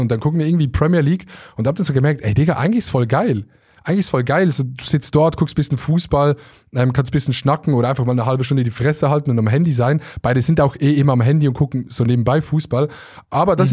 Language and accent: German; Switzerland; als Schweizer